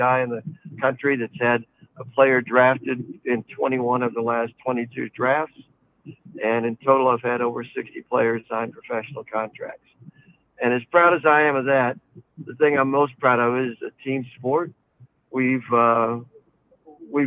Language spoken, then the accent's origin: English; the South, United States; now in Omaha, United States; I grew up in the South.